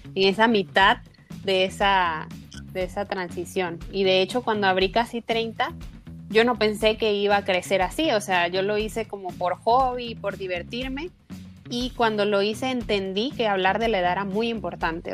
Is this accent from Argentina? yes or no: no; Venezuela; moved away as an adult; now in Mexico; yo nací en Venezuela, eh, pero emigré en 2016 a México buscando nuevas oportunidades